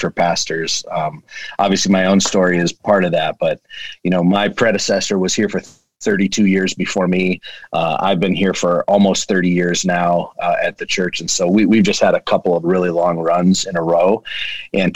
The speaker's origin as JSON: {"language": "English", "town": "Erie", "region": "Pennsylvania", "country": "United States", "tie": "born or raised there", "said": "Erie's my hometown."}